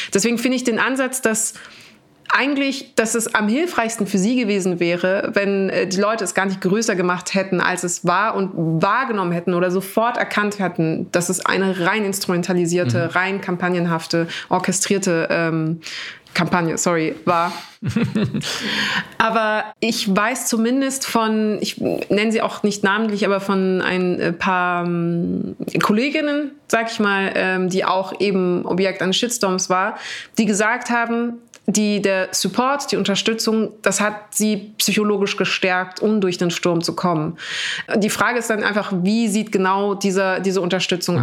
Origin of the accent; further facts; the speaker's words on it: Munich, Bavaria, Germany; ich bin am Hauptbahnhof groß geworden, so, ähm, in, was in München aber nichts bedeutet